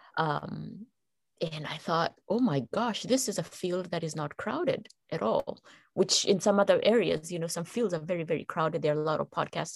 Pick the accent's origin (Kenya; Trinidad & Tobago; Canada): Kenya; moved away as an adult; And I'm originally from Kenya. I come from Kenya. That's where I was born and raised.